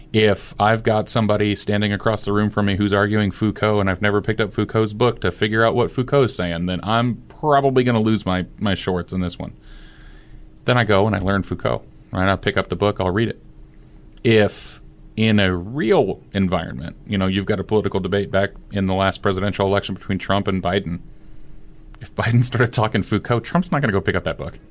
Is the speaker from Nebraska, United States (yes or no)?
yes; Fremont, Nebraska, United States; growing up in Fremont, Nebraska